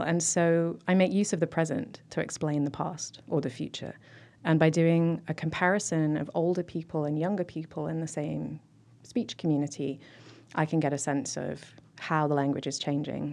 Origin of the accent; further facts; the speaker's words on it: South East England, United Kingdom; moved away as an adult; now in Lansing, United States; I grew up in Southeast England